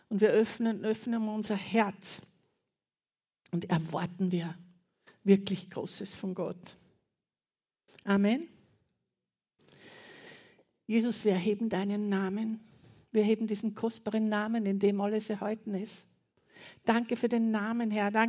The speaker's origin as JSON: {"language": "German", "country": "Austria", "said": "Und ich war kaum eine Woche drüben und habe gewusst, und es bewegt mich auch sehr, meine Heimat ist Österreich."}